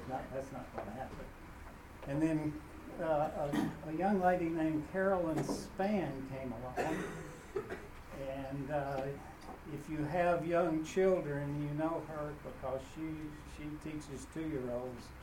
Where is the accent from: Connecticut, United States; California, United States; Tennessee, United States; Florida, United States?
Tennessee, United States; Waverly; I grew up in Waverly, Tennessee. And in town, the, uh, the Protestants all were friendly with each other, and the Church of Christ was all somewhere